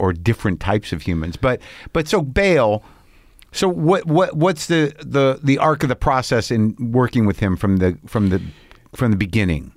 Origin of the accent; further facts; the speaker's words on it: Albuquerque, New Mexico, United States; moved away; I grew up in Albuquerque